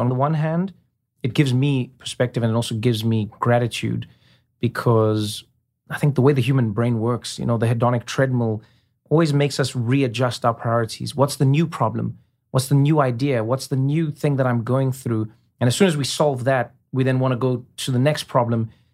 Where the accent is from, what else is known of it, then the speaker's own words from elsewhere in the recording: South Africa; moved away; I grew up in a world where many people were living the way I was, you know? In South Africa, during apartheid